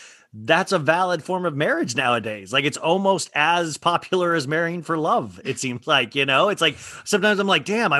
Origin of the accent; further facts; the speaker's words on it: Kansas, United States; I grew up in Kansas, middle class